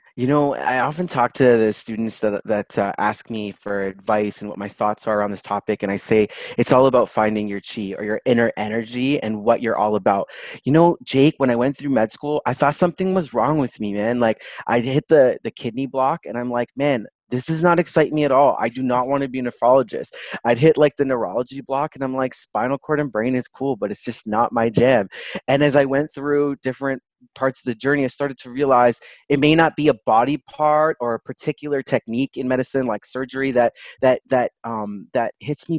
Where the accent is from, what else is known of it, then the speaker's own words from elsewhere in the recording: Toronto, Ontario, Canada; I was born and raised in Toronto, Canada